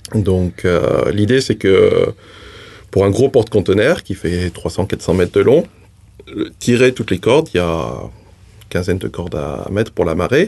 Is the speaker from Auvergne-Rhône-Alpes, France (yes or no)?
yes; Haute-Loire, Auvergne-Rhône-Alpes, France; moved away as an adult; now in New Zealand; J'ai grandi, en plus, je viens de Haute-Loire.